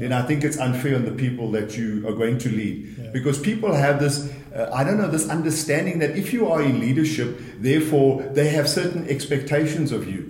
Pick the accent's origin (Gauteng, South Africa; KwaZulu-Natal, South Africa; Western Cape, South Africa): KwaZulu-Natal, South Africa; moved away; I come from KwaZulu Natal originally, grew up in a very large family of eight children